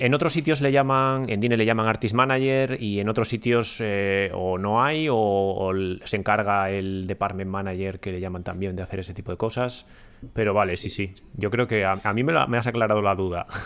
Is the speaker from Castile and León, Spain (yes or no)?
yes; Ponferrada, Castile and León, Spain; now in London, United Kingdom; yo soy de Ponferrada